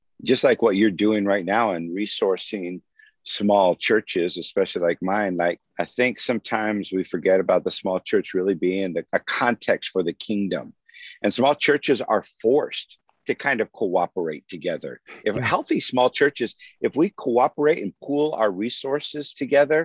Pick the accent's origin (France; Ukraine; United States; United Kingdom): United States; Santa Maria, California; I grew up in the Central Coast